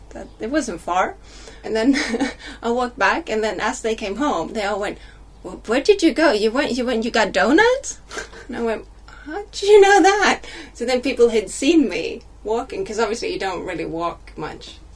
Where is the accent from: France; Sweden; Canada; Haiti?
Sweden; first language Swedish; English is a second language; moved away as an adult; also born or lived in United States; now in United Kingdom; I was 10 when I started learning English in school in Sweden